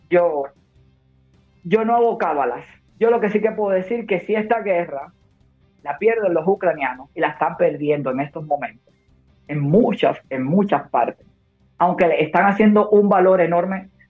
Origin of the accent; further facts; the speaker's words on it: Cuba; born there; yo soy las dos. Yo nací en Cuba, pero mi padre es catalán. Por lo tanto, me siento tan orgullosamente cubana como española.